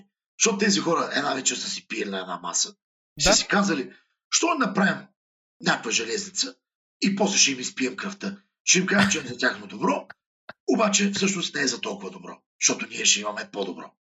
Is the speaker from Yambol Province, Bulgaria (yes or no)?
yes; Yambol, Yambol Province, Bulgaria